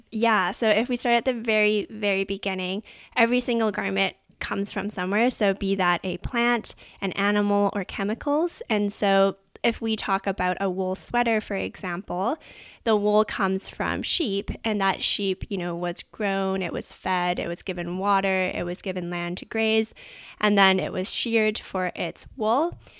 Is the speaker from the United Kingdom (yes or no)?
no; Vancouver, British Columbia, Canada; I grew up in Vancouver, Canada